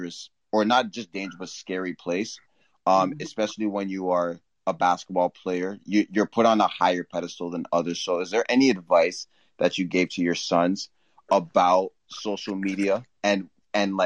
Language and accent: English; Brampton, Ontario, Canada; I'm from Brampton. It's close to Toronto